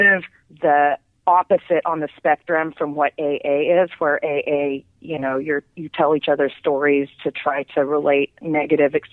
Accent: Las Vegas, Nevada, United States; growing up in Vegas

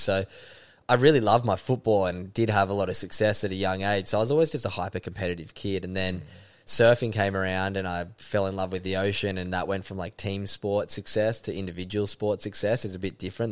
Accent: Sydney, New South Wales, Australia; moved away as an adult; also born or lived in Byron Bay / Kingscliff; now in Gold Coast, Australia; I grew up in Sydney's Northern Beaches, beautiful part of the world at North Narrabeen

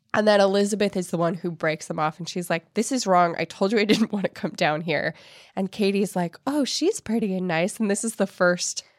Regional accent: Ireland; I'm Irish

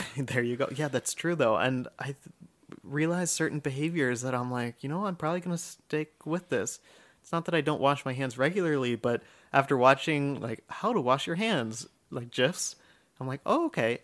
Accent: United States; I'm American

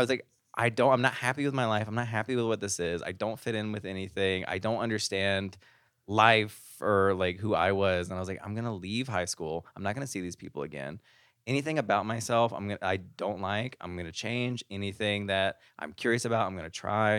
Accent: Arkansas, United States; moved away as an adult; now in Las Vegas, United States; I'm from Arkansas. We're uncultured.

